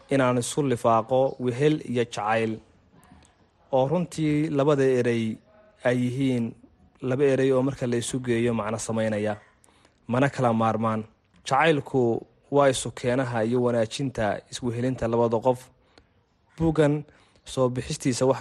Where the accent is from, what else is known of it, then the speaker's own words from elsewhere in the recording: Hargeisa, Maroodi Jeex, Somalia; waxa aan ku dhashay oon ku barbaaray magaalada hargeysa